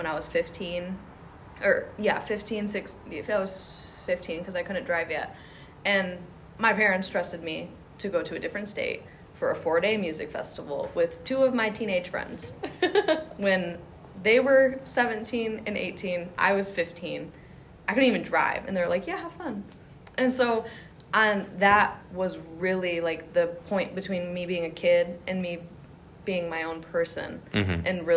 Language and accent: English; Jackson, United States; I'm from Jackson